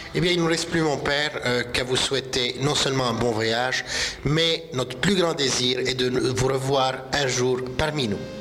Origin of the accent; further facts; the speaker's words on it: Lebanon; comme on dit chez nous